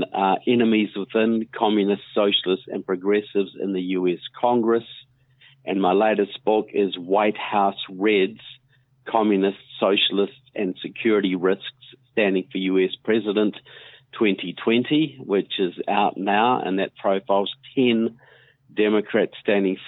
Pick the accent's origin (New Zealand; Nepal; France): New Zealand; now in United States; I'm from New Zealand, but I've been coming to the United States for many years now. I live here.